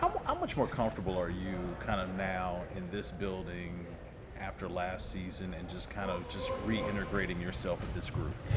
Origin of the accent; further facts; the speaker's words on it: North Carolina, United States; my home state